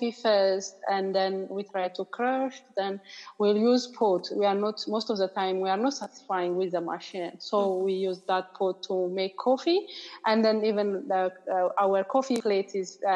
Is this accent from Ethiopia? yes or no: yes; Ethiopia; moved away as an adult; now in South Africa; from Ethiopia. Currently, I'm living in South Africa